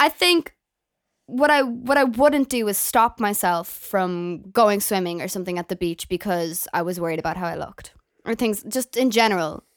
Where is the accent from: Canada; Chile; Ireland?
Ireland; Galway, Connacht; moved away as an adult; now in Dublin, Ireland; I came out of school from Galway in Ireland